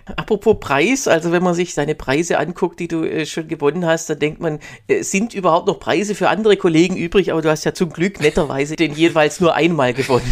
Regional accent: Baden-Württemberg, Germany; now in Berlin, Germany; Du bist ja, äh, wie ich, aus Baden-Württemberg

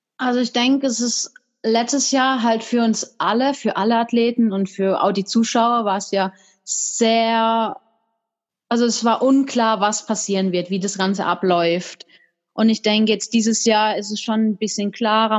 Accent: tri-border area of Germany, France and Switzerland, Baden-Württemberg, Germany; da, wo ich herkomme, da gibt's gar keinen Stützpunkt

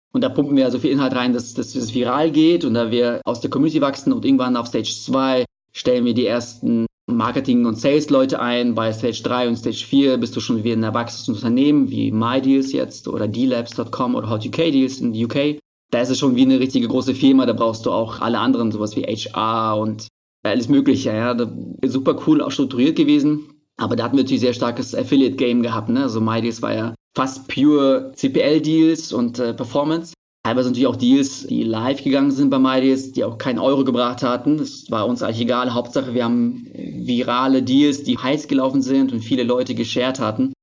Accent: Berlin, Germany; ich komme aus Berlin

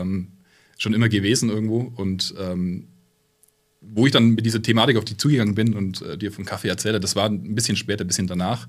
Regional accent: Fürth, Bavaria, Germany; Ich komme aus meiner Heimatstadt Fürth. Ähm, das ist bei Nürnberg

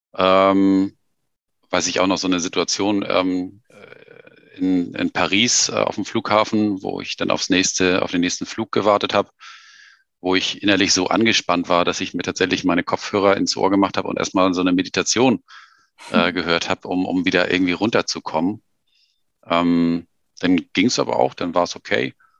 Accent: Germany; wir kommen beide irgendwie aus Deutschland

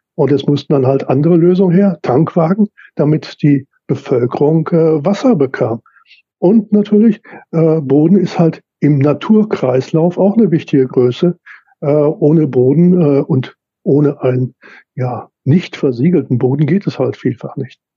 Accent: Lüdinghausen, North Rhine-Westphalia, Germany; hier meine Heimatstadt Lüdinghausen

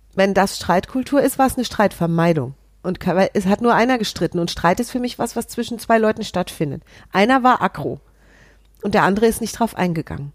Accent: Hesse, Germany; als Hessin

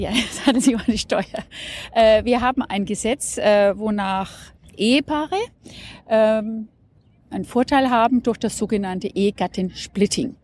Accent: Nuremberg, Bavaria, Germany; ich komme aus Nürnberg. Das heißt, ich vertrete den Stimmkreis Nürnberg hier im Deutschen Bundestag

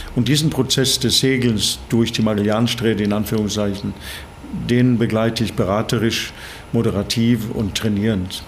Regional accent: Bergen, Vestland, Norway; German is a second language; moved away as an adult; also born or lived in Saarland, Germany; now in Germany; ursprünglich komme ich aus Norwegen. Ich bin an der Küste in Norwegen in Bergen geboren.

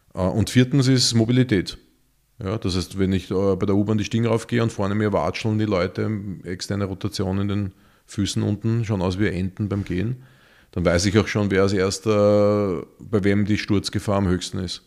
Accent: Vienna, Austria; für uns Städter, und ich bin Wiener

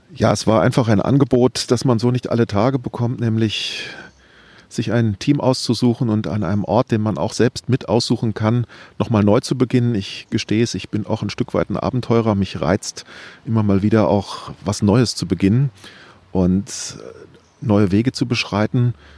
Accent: Wiesbaden, Hesse, Germany; Ich bin in Wiesbaden groß geworden

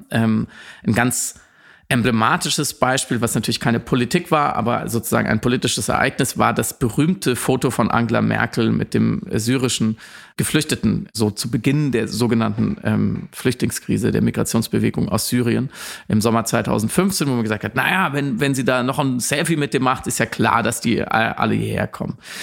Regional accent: Germany; als Deutscher

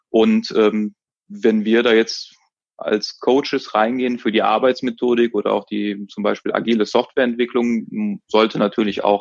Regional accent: Cologne, North Rhine-Westphalia, Germany; ich bin ja jetzt aus Köln, wir gehen ja gerne auch mal abends irgendwo in eine Kneipe

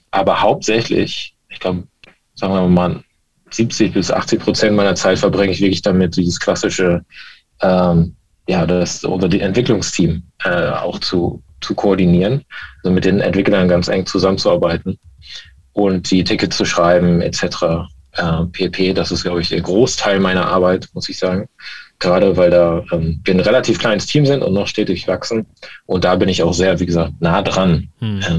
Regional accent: Baltic coast, Germany; also born or lived in West Germany; bin eigentlich gebürtiger, äh, gebürtig im Westen, aber an der Ostsee aufgewachsen.

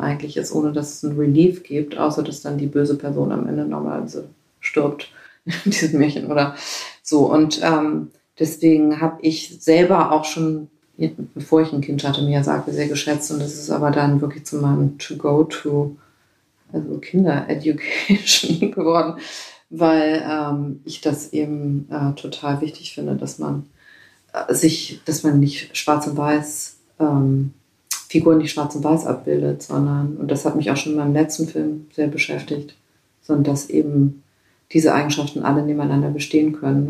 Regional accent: Northern Germany, Germany; Also ich komme aus Norddeutschland

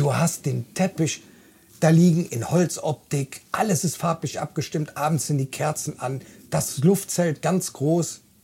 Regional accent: Bonn, North Rhine-Westphalia, Germany; 49 Jahre, vom Beruf bin ich Kraftfahrer. Ich komme aus Bonn

